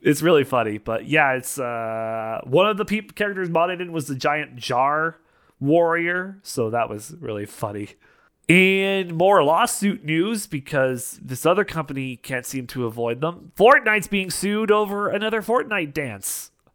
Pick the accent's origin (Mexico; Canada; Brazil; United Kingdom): Canada; I am Canadian